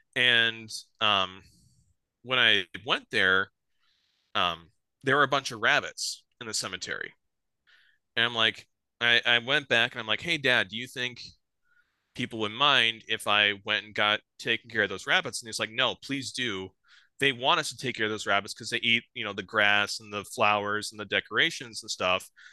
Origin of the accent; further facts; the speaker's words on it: south of Sioux Falls, South Dakota, United States; I grew up here in South Dakota. I grew up on a farm just south of Sioux Falls here. Um, been born and raised here my whole life